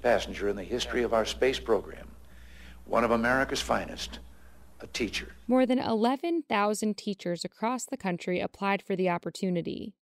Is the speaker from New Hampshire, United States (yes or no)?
yes; New Hampshire, United States; my home state of New Hampshire